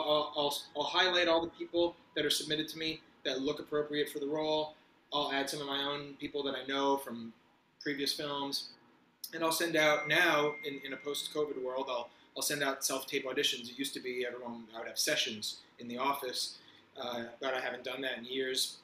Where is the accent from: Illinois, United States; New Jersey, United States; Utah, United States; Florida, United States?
New Jersey, United States; Fort Lee; moved away as an adult; also born or lived in Los Angeles, United States / Manhattan, New York, United States; now in New York, United States; I grew up right around here, Fort Lee, New Jersey, so right over the George Washington Bridge